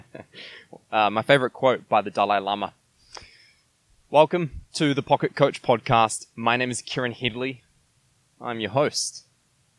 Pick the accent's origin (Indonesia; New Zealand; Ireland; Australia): New Zealand; moved away as an adult; also born or lived in Quebec City, Canada; I come from New Zealand